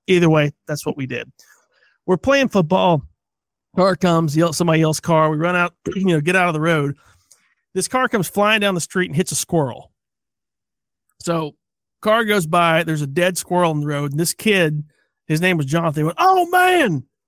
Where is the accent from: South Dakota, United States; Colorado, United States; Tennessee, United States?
Tennessee, United States; we're from Tennessee